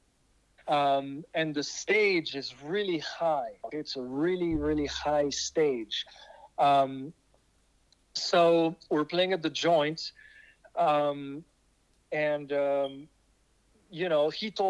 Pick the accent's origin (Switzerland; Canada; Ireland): Switzerland; accent: French; first language French; English is a second language; now in Los Angeles, United States; I'm from Switzerland.